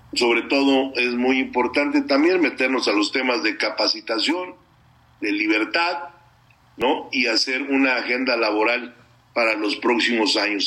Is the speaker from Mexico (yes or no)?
yes; Mexico; como mexicano